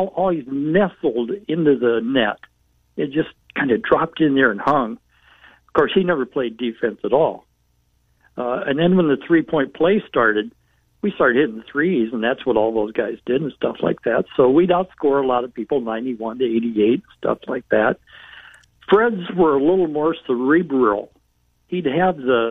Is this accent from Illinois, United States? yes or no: no; Cedar Rapids, Iowa, United States; also born or lived in Ames; I grew up in Cedar Rapids